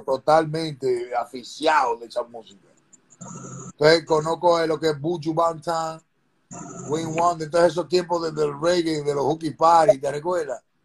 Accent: Dominican Republic; also born or lived in New York City, United States / Lefrak City, Corona, Queens, New York; now in New York, United States; nací aquí en Nueva York. Voy a, la República, me mandan a la República Dominicana cuando soy pequeño

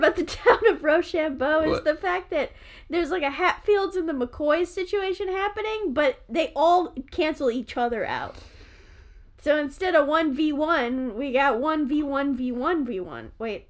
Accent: United States; accent: American; my bad American accent.

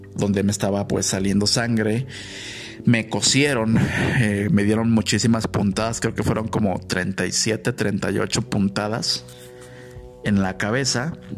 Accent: Guadalajara, Jalisco, Mexico; moved away as an adult; also born or lived in Mexico City; yo respondí que era de Guadalajara

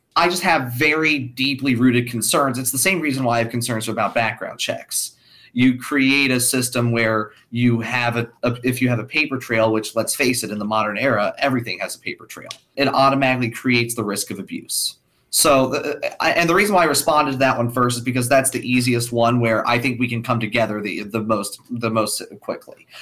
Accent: Kentucky, United States; my home state of Kentucky

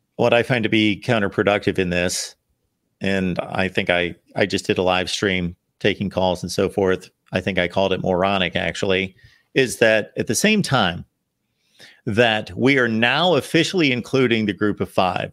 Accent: Ohio, United States; moved away as an adult; also born or lived in Connecticut; I grew up in Ohio, spent my younger portion of my life in Ohio, and then moved to New England, spent twenty-one years in Connecticut

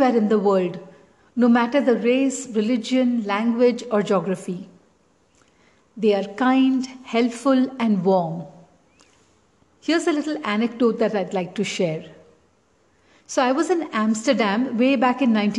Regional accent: Chennai, Tamil Nadu, India; I grew up in Chennai and never even owned a sweater

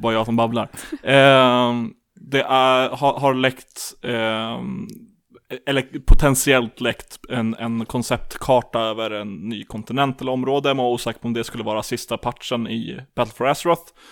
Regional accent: Lapland, Sweden; jag är uppvuxen i Lappland

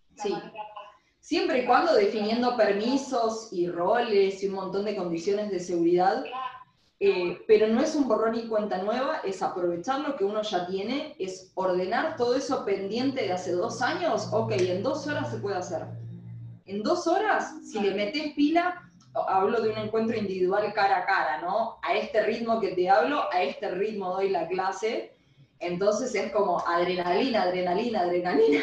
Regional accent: Argentina; cuando volví a Argentina

